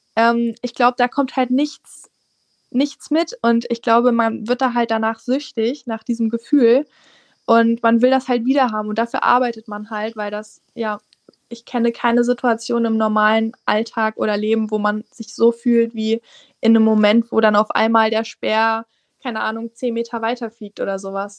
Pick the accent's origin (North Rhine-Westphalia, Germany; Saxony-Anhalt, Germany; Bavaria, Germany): Saxony-Anhalt, Germany; now in Halle, Germany; ich komme aus Sachsen-Anhalt, ich wohne in der Nähe von Aschersleben, also da wohnt meine Mutti